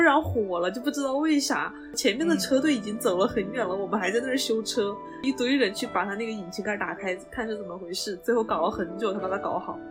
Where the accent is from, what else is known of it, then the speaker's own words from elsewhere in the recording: Wanzhou, Chongqing, China; 我们老家是万州那边儿的